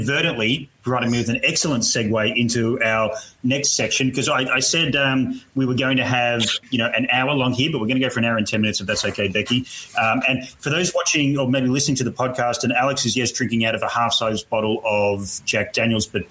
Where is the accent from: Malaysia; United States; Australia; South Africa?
Australia; I say Proust because I'm Australian